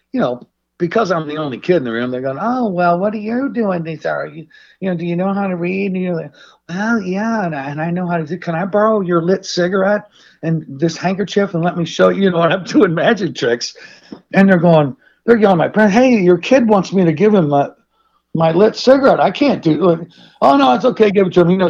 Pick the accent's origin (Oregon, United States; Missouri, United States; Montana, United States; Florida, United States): Missouri, United States; St. Louis; As a kid, growing up, I was born there in St. Louis, Missouri.